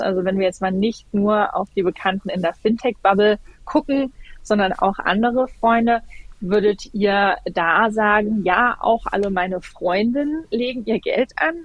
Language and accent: German; Germany; bei uns in Deutschland